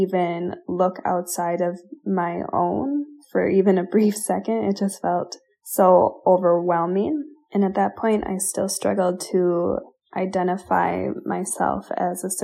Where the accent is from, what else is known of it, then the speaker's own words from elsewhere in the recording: Minnesota, United States; my home state of Minnesota